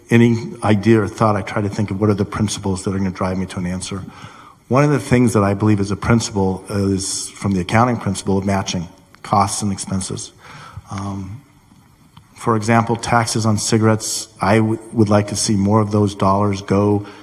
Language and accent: English; Lincolnshire, Illinois, United States; from Lincolnshire.